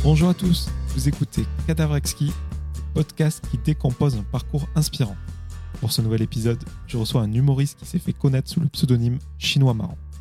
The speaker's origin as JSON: {"language": "French", "town": "Carcassonne", "region": "Occitania", "country": "France", "said": "je suis de Carcassonne entre Toulouse et ah Montpellier"}